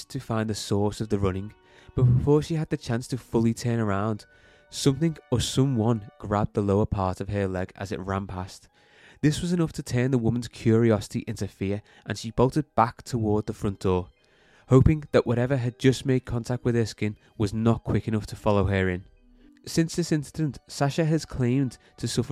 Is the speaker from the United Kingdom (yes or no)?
yes; Liverpool, North West England, United Kingdom; We're all from Liverpool